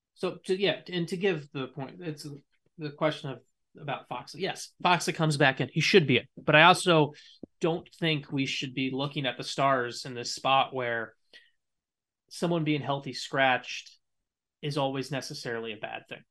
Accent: United States; as an American

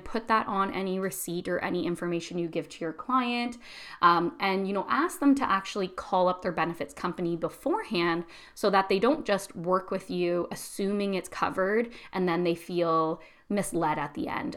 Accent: Canada; I'm Canadian

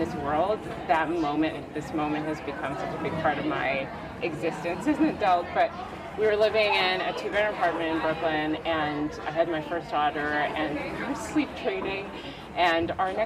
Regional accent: Vancouver, British Columbia, Canada; moved away as an adult; also born or lived in Korea / Manhattan; now in United States; I grew up in Vancouver

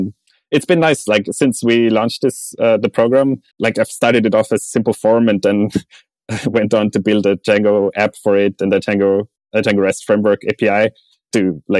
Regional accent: Austria; let's say in Austria, my home country, it feels that there is some kind of a social network provided by the government

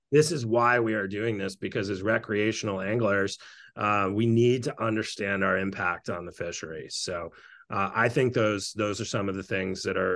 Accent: Western Maine, United States; I grew up in Maine

